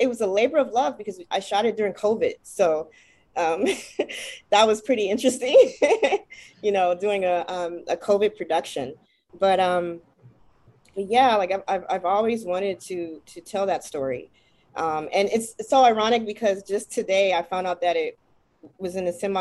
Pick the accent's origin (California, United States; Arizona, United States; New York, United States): California, United States; Los Angeles; growing up in South Central